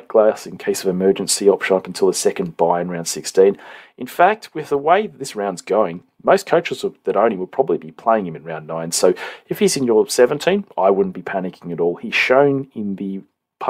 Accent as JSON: {"language": "English", "region": "New South Wales", "country": "Australia", "said": "us New South Welshmen"}